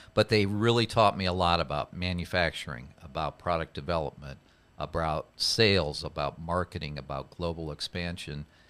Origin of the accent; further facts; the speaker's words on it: Iowa, United States; I grew up in the Midwest in Iowa